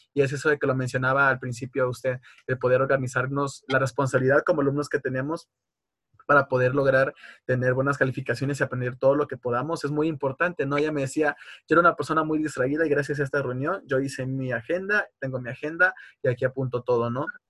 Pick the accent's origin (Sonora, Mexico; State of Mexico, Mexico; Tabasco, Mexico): Tabasco, Mexico; moved away as an adult; now in Querétaro, Mexico; yo soy del estado de Tabasco